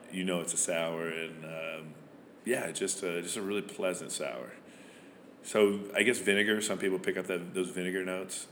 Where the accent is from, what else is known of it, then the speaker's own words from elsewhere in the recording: Van Buren, Arkansas, United States; also born or lived in Rhode Island; I'm originally from Van Buren, Arkansas, which is right across the river here